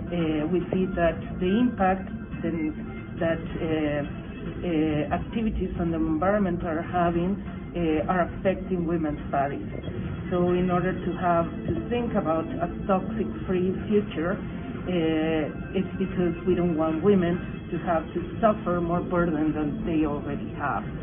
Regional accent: Bolivia; I am from Bolivia

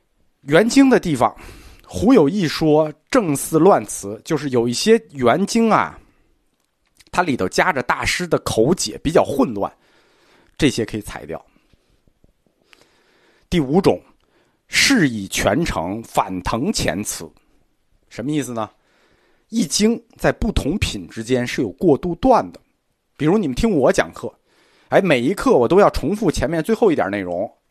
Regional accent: China; 我们中国人对语言美有要求

